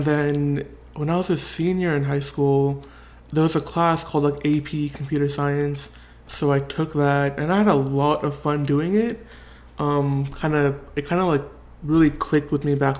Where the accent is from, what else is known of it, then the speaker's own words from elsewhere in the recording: Orange County, California, United States; also born or lived in San Bernardino, California / Martinez, California; I grew up in Orange County